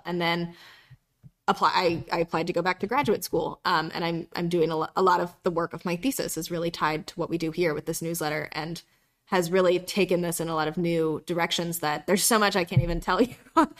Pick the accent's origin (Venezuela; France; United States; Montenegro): United States; North Carolina; And I grew up half in North Carolina and half in South Carolina.